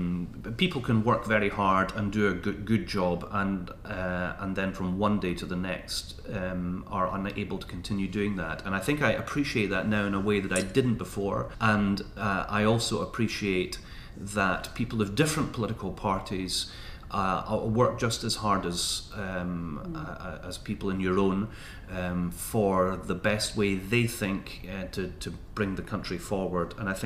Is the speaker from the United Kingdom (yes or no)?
yes; London, United Kingdom; born there; now in Edinburgh, United Kingdom; I was born in London, so I guess I'm English by birth